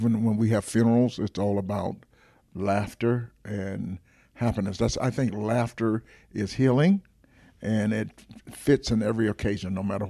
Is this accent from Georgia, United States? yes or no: yes; Atlanta, Georgia, United States; I'm from Atlanta, Georgia, and so I've lived.